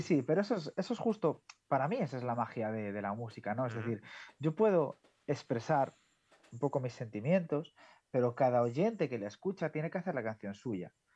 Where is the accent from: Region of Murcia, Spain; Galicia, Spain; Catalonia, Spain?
Galicia, Spain; soy gallego